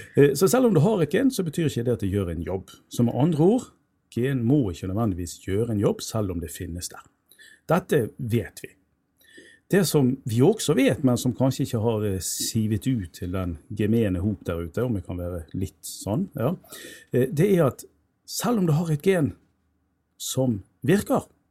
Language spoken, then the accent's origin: Norwegian; Bergen, Vestland, Norway; jeg er jo født og oppvokst i Bergen